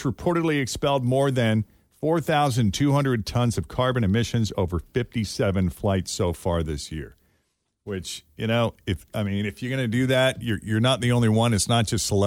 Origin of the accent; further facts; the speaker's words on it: Boston, Massachusetts, United States; my hometown of Boston